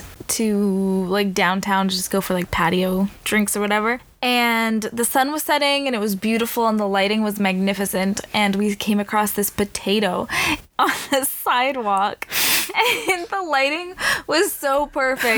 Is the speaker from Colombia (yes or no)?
no; Canada